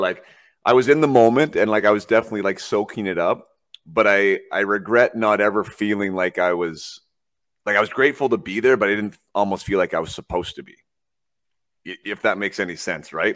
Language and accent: English; Vernon, British Columbia, Canada; I'm from Vernon, British Columbia.